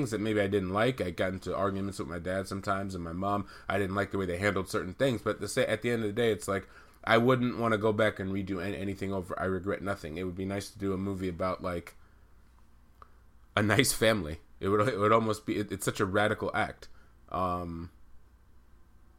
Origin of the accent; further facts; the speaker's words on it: Amherst, Massachusetts, United States; also born or lived in St. Albans, Queens, New York; We both grew up in Amherst, which is a nice liberal college town